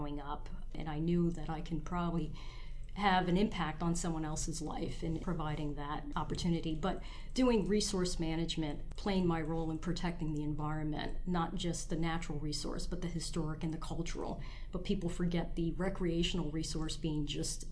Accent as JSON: {"language": "English", "town": "New York City", "region": "New York", "country": "United States", "tie": "born or raised there", "moved": "yes", "lives_now": "New Jersey, United States", "said": "I grew up in Brooklyn in the inner city in a project development."}